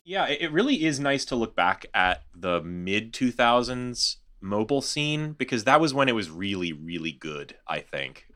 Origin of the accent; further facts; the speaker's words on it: Houston, Texas, United States; my hometown here